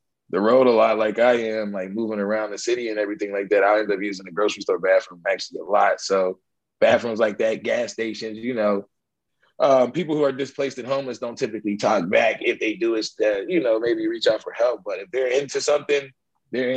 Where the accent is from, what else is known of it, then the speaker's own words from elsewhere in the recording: Pittsburgh, Pennsylvania, United States; now in Atlanta, United States; I come from Pittsburgh, Pennsylvania. Got to shout out my city sometimes